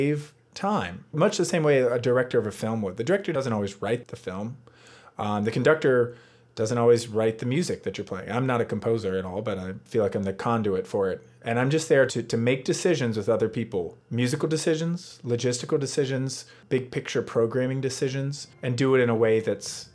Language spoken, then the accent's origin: English; Virginia, United States; moved away as an adult; also born or lived in North Carolina; I grew up on a cattle farm in Virginia